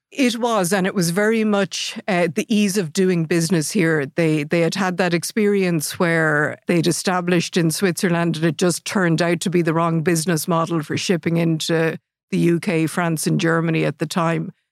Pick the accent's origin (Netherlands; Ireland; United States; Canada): Ireland; Athlone, Leinster; born and raised in Athlone